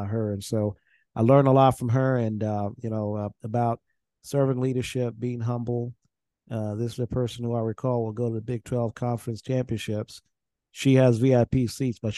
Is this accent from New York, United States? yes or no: no; Nebraska, United States; I was went to school in Nebraska and I grew up in Nebraska